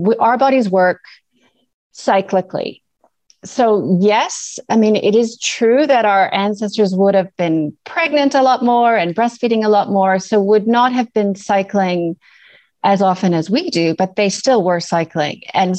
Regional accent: Canada; accent: mixed; now in New Zealand; So as you can hear from my mixed accent, I'm Canadian originally. I now live in New Zealand, which is sort of why I have this complicated accent.

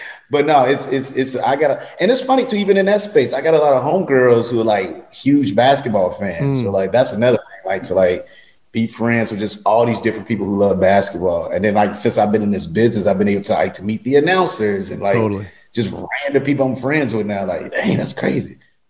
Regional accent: Chicago, Illinois, United States; Yeah, I'm from Chicago.

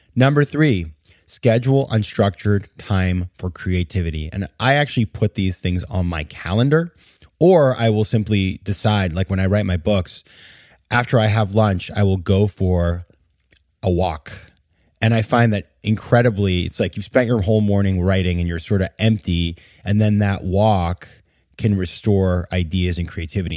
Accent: Maine, United States; my home state of Maine

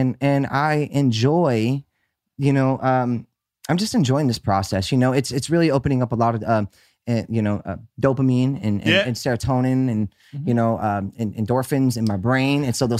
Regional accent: Miami, Florida, United States; I come from Miami. I come from Miami.

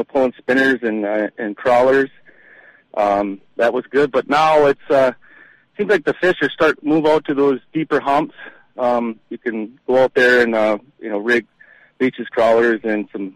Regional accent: Lake Winnibigoshish, Minnesota, United States; I grew up on Lake Winnipegosh, and I was a dock boy at Tamarack Resort when I was like 14, 15, 16

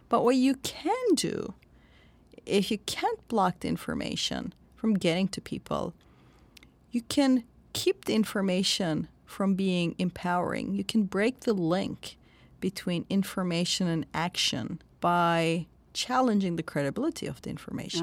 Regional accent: Turkey; I'm from Turkey, and I grew up under the nineteen eighty military coup. I was a child then.

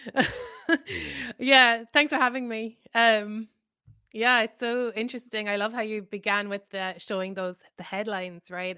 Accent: Ireland; moved away as an adult; now in New York, United States; I'm Irish.

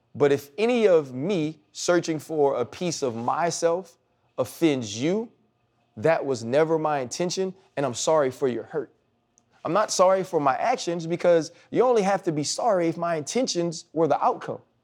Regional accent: New Orleans, Louisiana, United States; moved away; I grew up in Louisiana

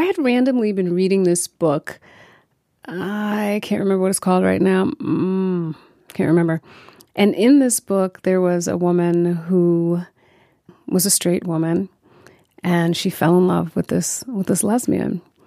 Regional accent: New York, United States; I'm a New Yorker. I, um, I know New York well.

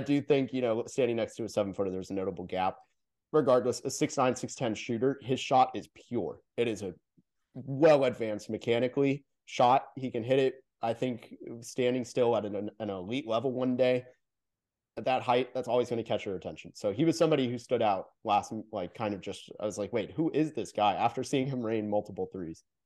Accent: Orlando, Florida, United States; moved away; I'm from Orlando originally

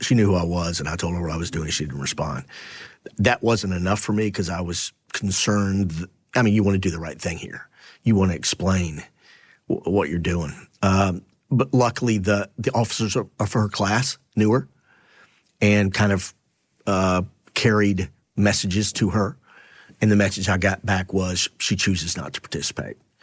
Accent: Temple, Texas, United States; moved away; my hometown

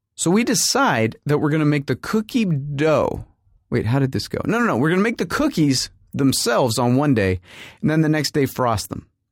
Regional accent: United States; we're Americans, so we don't come from here

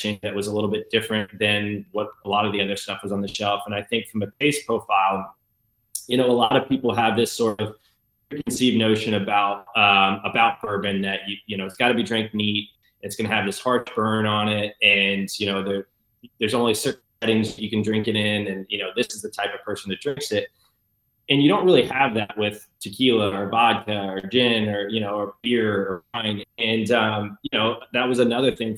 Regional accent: Southeast Indiana, United States; I grew up in Southeast Indiana, so just kind of west of Cincinnati

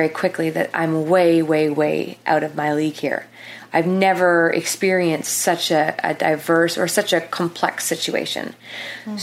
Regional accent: Canada; being Canadian

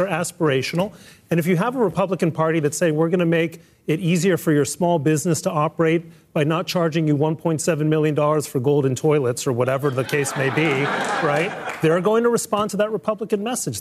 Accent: Mexico City, Mexico; moved away; I grew up in Mexico City. My father was from Mexico

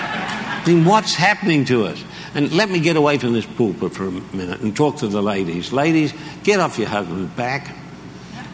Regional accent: Australia; I'm Australian

